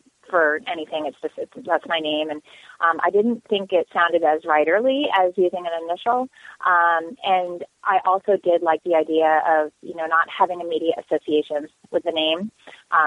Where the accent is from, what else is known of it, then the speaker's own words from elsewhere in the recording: Lyndonville, Vermont, United States; moved away as an adult; also born or lived in St. Johnsbury, Vermont / Concord, Vermont; now in California, United States; I grew up in rural Vermont, in the northeast corner of Vermont, in a really small town.